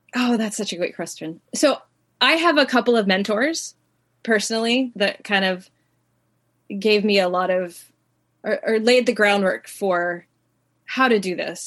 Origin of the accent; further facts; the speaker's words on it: Southern California, United States; I grew up in Southern California in the suburbs